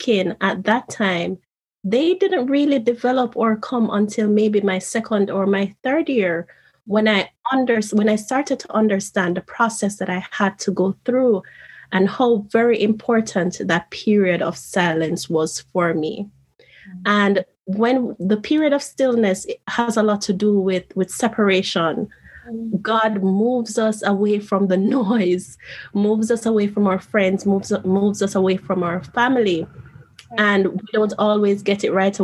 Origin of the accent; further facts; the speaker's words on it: Jamaica; moved away as an adult; now in Japan; here I was moving from Jamaica to Japan.